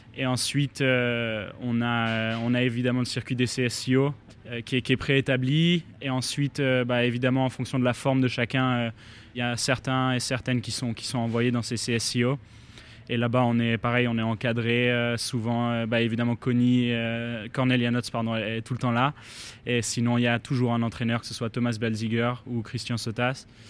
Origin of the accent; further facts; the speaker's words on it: Geneva, Switzerland; je viens de Genève